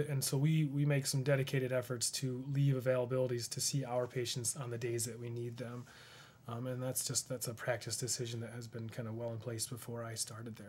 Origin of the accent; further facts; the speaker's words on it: Rushville, United States; I grew up in Rushville. I, I went to the school there